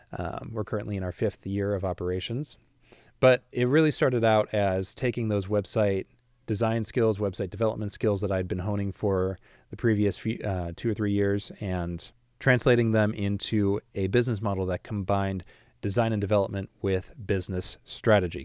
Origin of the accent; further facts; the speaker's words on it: Washington, United States; also born or lived in Illinois; I'm from the Midwest, from Illinois, but was raised here in the Pacific Northwest in Washington State, spent majority of my life here